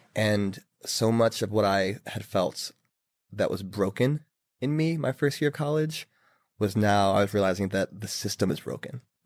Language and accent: English; Philadelphia, Pennsylvania, United States; moved away as an adult; also born or lived in New York City; I'm from Philadelphia